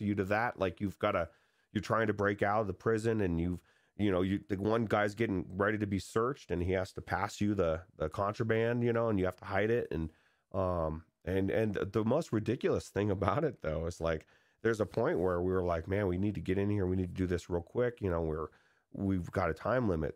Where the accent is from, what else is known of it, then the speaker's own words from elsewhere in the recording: California, United States; I grew up in California where miniature golf is